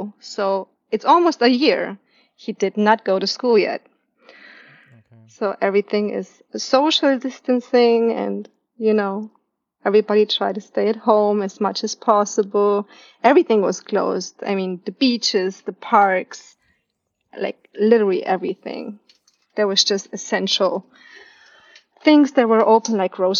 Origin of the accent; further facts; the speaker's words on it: Nuremberg, Bavaria, Germany; moved away as an adult; now in Pearl City, United States; my hometown city, which is Nuremberg